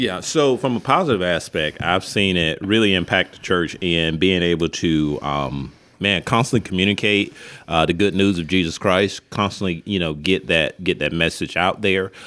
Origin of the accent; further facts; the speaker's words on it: Linden, Alabama, United States; moved away; I grew up in Linden, Alabama